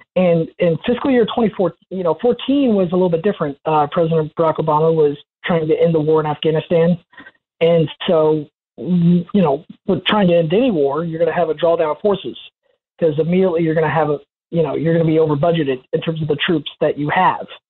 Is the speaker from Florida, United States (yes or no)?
yes; Orlando, Florida, United States; I grew up in Orlando, Florida